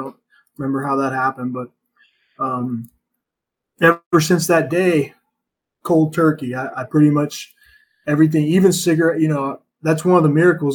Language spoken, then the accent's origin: English; United States; growing up in America